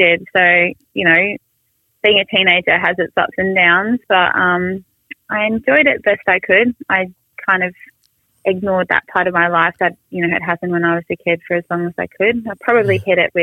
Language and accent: English; Sydney, New South Wales, Australia; I grew up in Manly, which is, you know, in Sydney